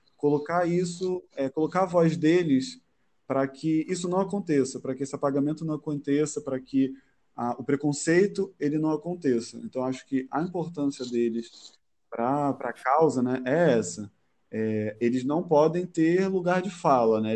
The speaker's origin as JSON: {"language": "Portuguese", "region": "Rio de Janeiro", "country": "Brazil", "tie": "born or raised there", "also_born_or_lived": "Madureira, Rio de Janeiro", "said": "morador de Madureira, nascido e criado no Lins de Vasconcelos com muito orgulho."}